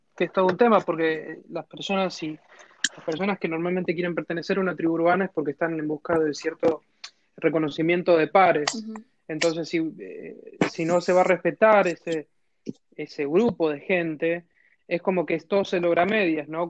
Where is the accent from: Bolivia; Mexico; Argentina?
Argentina; San Juan; yo soy de San Juan